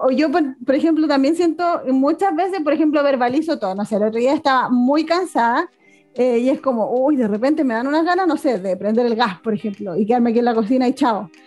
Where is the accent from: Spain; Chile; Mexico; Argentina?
Chile; aquí en Chile